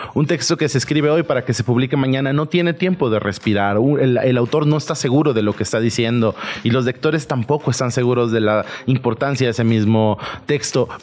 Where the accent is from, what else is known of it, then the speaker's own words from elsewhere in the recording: southern Veracruz, Mexico; yo soy de Veracruz, yo soy de muy al sur de Veracruz.